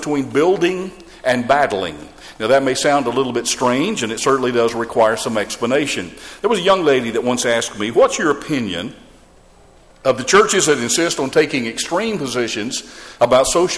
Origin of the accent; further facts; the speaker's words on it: Georgia, United States; my home state of Georgia